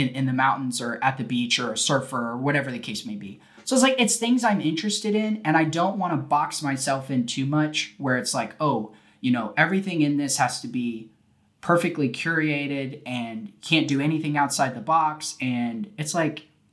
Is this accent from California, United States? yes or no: yes; California, United States; now in Texas, United States; I was born in California